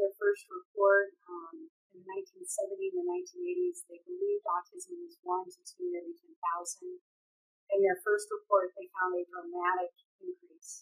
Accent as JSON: {"language": "English", "region": "California", "country": "United States", "said": "I'm from California"}